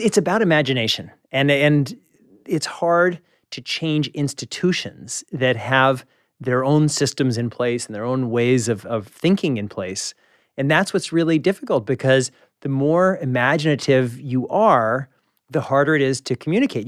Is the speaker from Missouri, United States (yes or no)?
yes; Kansas City, Missouri, United States; moved away; I'm from Kansas City